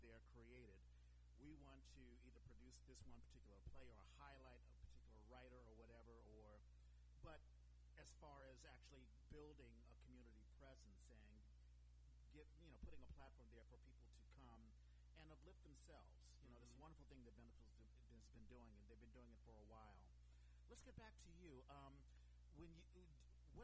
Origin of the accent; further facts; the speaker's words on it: Washington, District of Columbia, United States; coming from, Washington, D.C., and growing up as a kid in the 70s